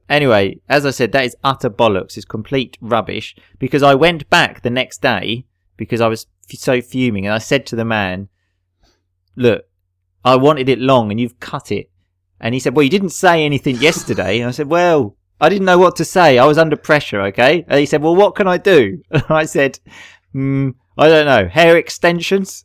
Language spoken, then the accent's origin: English; Essex, East of England, United Kingdom; Dan and I come from Essex, so we sort of often have the T H we pronounce like an F